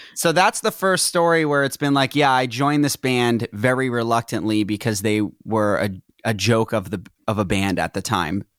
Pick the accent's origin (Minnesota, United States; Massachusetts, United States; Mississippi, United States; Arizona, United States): Massachusetts, United States; Reading; moved away as an adult; also born or lived in Tewksbury, Massachusetts / Salem, Massachusetts; now in Los Angeles, United States; Then I grew up in Reading